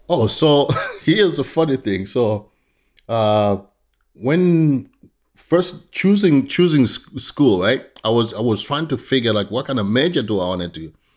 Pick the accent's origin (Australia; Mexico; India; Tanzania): Tanzania; now in United States; I grew up in Tanzania, East Africa